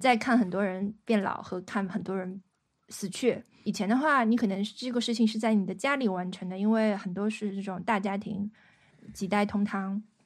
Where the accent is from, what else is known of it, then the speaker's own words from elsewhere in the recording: northern China, China; 我是嗯。北方人嘛